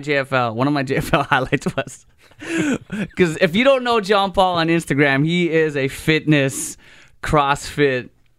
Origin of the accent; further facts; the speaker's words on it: Philippines; No, but I'm Filipino.